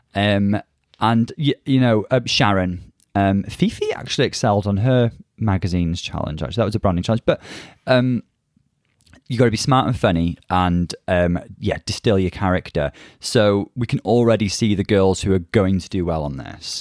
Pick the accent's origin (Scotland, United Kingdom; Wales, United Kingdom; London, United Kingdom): Wales, United Kingdom; North; I'm from North Wales